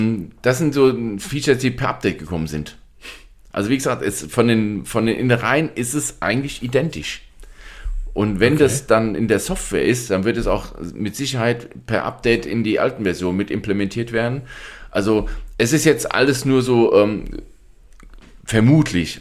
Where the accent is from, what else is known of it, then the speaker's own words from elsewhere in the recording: Germany; bei uns in Deutschland